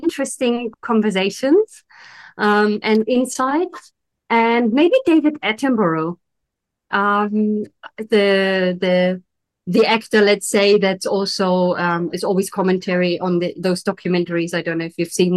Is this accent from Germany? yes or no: yes; Berlin, Germany; now in Italy; I had an amazing childhood in Germany. So I'm originally from Berlin